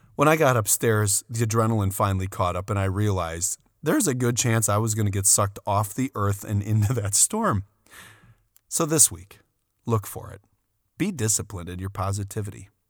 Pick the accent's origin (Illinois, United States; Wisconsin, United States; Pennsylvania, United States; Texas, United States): Wisconsin, United States; We're from Wisconsin.